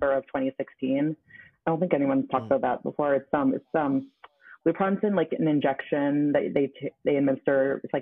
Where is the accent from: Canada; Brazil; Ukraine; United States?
Canada; Toronto, Ontario; moved away as an adult; now in London, Canada; I'm from Toronto, but I live in London at the moment, in London, Ontario, not England